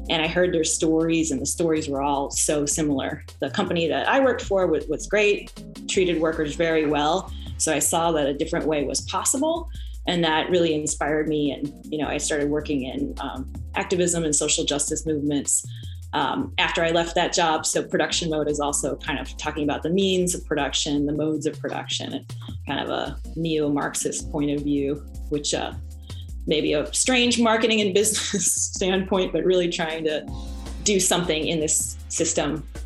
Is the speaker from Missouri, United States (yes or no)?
yes; St. Louis, Missouri, United States; moved away as an adult; now in Chicago, United States; So I started out, I moved here to Chicago from St. Louis to study fashion and I studied at Columbia College.